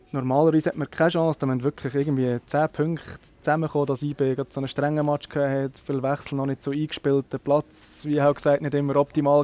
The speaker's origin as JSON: {"language": "German", "region": "Nidwalden", "country": "Switzerland", "said": "bei uns in Nidwalden hinten"}